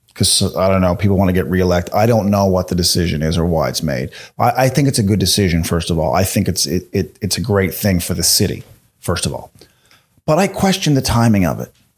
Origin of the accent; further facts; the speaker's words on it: Canada; as a Canadian comedian